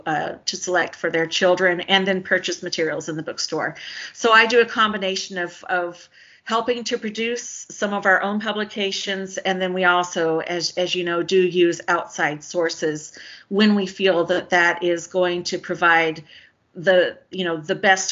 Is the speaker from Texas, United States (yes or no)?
yes; Garland, Texas, United States; also born or lived in Missouri; I am from Dallas. I grew up an Air Force brat, lots of different places. I was born in Missouri. But when my dad retired after 20 years, we moved to Garland, which is one of the larger suburbs in northern Dallas County.